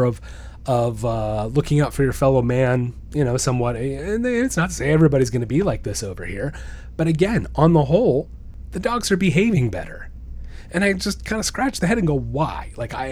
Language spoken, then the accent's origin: English; Stuart, Florida, United States; I go downtown in my hometown, in downtown Stuart